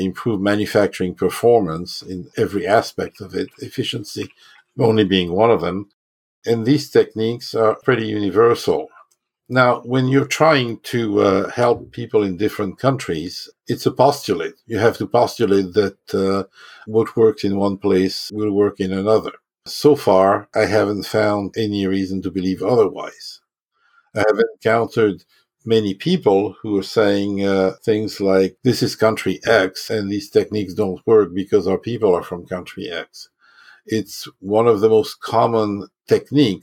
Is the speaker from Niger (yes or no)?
no; France; also born or lived in Germany / Japan; now in United States; I was born and raised in France, but I'm an American citizen. I've spent most of my life in the U.S.